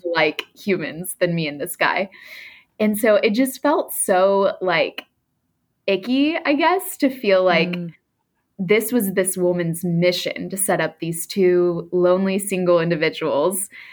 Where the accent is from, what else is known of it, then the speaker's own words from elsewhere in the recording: Texas, United States; now in New York, United States; I was raised in the South in a Christian family, specifically in Texas